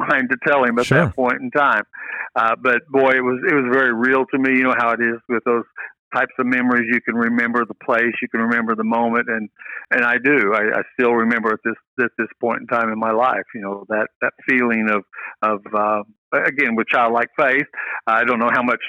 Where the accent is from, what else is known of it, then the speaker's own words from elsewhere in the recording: Benton, Illinois, United States; also born or lived in Mount Vernon, Illinois; We actually moved from Mount Vernon to Benton